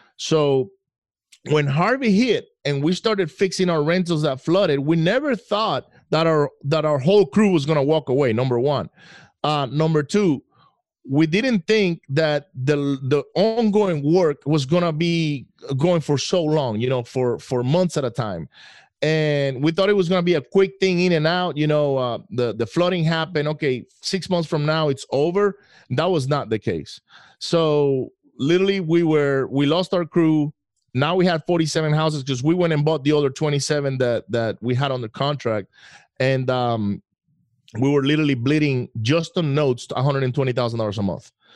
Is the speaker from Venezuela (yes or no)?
yes; Venezuela; moved away; I grew up in Venezuela.